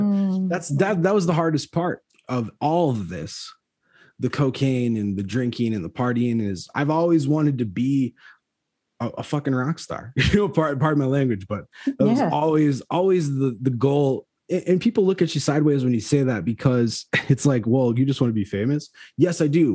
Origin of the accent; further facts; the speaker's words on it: Chicago, Illinois, United States; I'm from Chicago